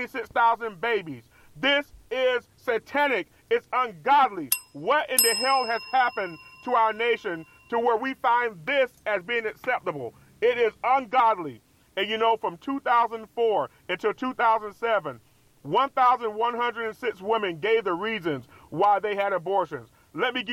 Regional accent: Tampa, Florida, United States; now in Orlando, United States; I moved to Tampa, Florida

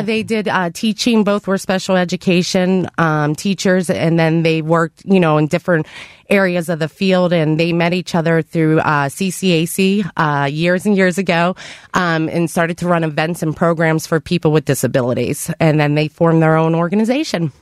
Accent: Avalon, Pennsylvania, United States; also born or lived in Cleveland area, Ohio; I was born and raised in Avalon

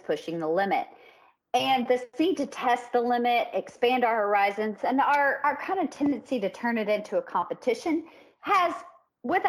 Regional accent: the South, United States; also born or lived in the Midwest; We're from the South

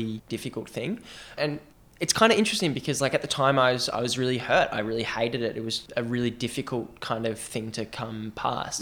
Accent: Australia; I'm Australian

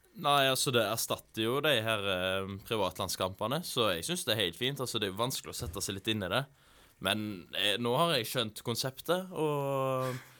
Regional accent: Haugesund, Rogaland, Norway; also born or lived in Voss; i Haugesund, der jeg er fra

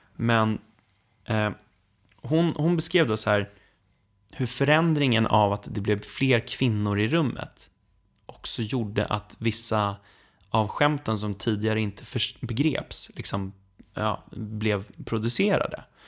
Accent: Sweden; vi svenskar

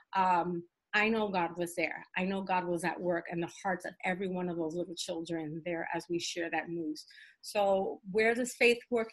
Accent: New York City, New York, United States; I'm of Puerto Rican descent, um, uh, born and raised in the South Bronx

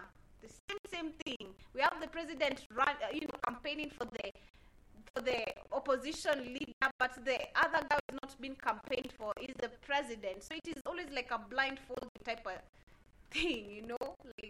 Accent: Kenya; I'm Kenyan.

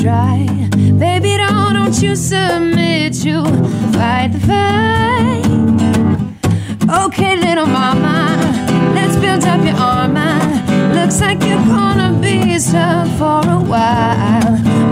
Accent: Springerville, Arizona, United States; I'm from Springerville, Arizona, kind of the Sholo area

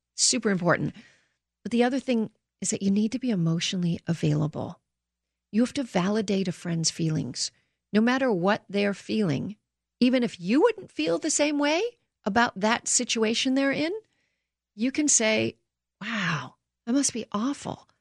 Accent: Canada; now in United States; I grew up in Canada

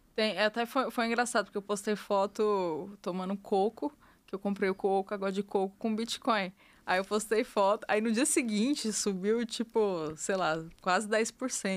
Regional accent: Brazil; eu sou brasileira

